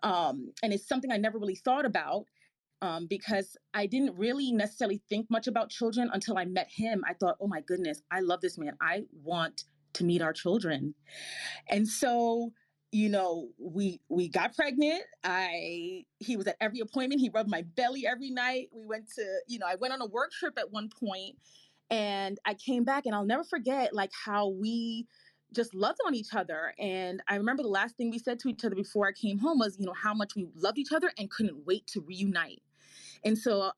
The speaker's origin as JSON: {"language": "English", "town": "New York City", "region": "New York", "country": "United States", "tie": "born or raised there", "also_born_or_lived": "Boston", "said": "We were lower middle class growing up in the Bronx, New York"}